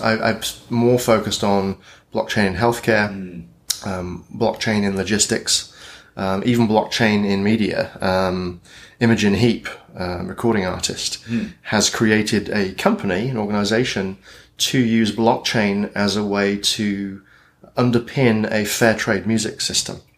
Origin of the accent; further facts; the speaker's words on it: United Kingdom; accent: British; moved away as an adult; also born or lived in Britain; now in Portland, United States; my British accent